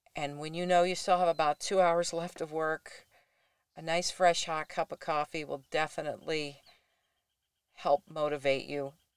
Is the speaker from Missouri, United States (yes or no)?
no; Florida, United States; born or raised there; also born or lived in Durham, North Carolina / Traverse City, Michigan; now in Buckley, United States